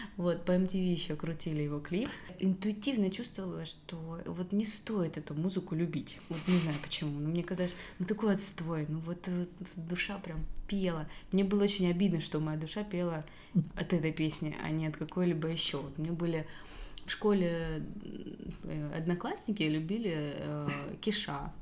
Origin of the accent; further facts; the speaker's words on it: Belaya Kalitva, Rostov Oblast, Russia; Я из э, Ростовской области. Городочек у нас маленький, Белая Калитва.